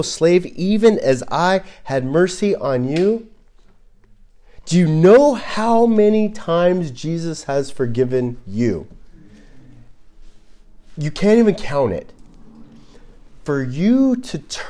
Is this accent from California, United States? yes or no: yes; Los Angeles, California, United States; I grew up in Los Angeles